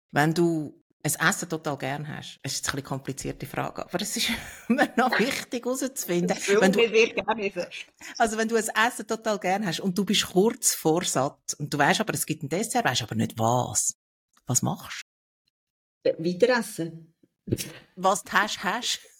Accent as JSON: {"language": "German", "town": "Olten", "region": "Solothurn", "country": "Switzerland", "tie": "born or raised there", "said": "geboren in Olten im Spital."}